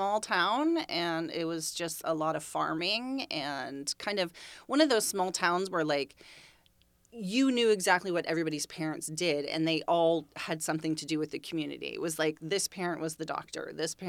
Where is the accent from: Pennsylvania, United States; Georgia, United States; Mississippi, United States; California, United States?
California, United States; Saratoga; also born or lived in Bakersfield, California; I was born in Bakersfield, California.